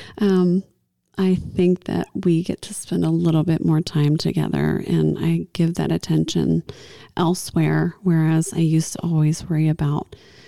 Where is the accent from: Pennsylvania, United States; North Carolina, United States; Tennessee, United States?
Tennessee, United States; I'm from Tennessee, too.